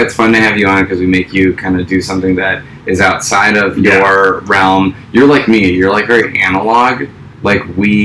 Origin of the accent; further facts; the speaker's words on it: Milwaukee, Wisconsin, United States; we're from Milwaukee